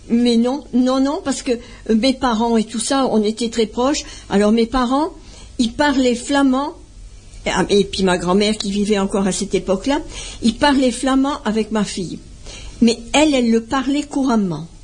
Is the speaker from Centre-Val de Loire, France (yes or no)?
no; Bollezeele, French Flanders, Hauts-de-France, France; also born or lived in Ubrook (nearby, French Flanders); je suis née au cœur de la Flandre, à Bolzel